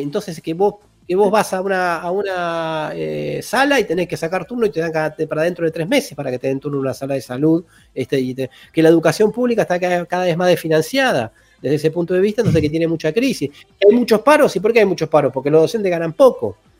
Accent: Argentina

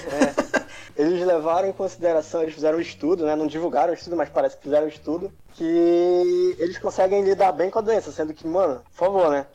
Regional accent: Belém, Pará, Brazil; moved away as an adult; now in Santa Catarina, Brazil; sou lá de Belém, também, de lá que eu conheço o nosso amigo Café

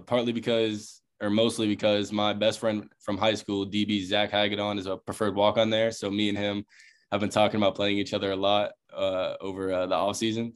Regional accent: Charleston, South Carolina, United States; moved away as an adult; I'm from Charleston, South Carolina. So, I've been playing in Charleston pretty much my whole life

